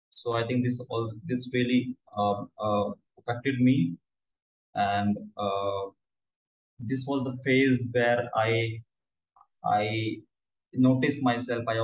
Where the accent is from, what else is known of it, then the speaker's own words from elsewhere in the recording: New Delhi, Delhi, India; I'm from New Delhi, India. And uh, I'm 26 years old.